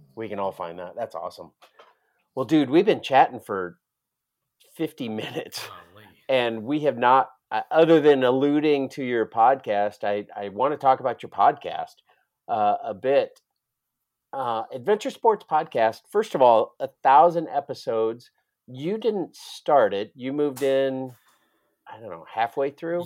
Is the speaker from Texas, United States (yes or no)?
no; Iowa, United States; I know I'm not from Florida. I'm from Iowa